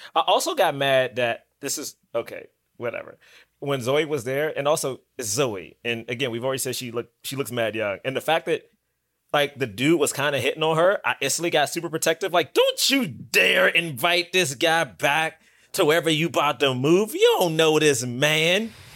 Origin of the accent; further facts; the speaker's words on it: Washington, District of Columbia, United States; moved away as an adult; also born or lived in Bronx, New York; I'm from Southeast D C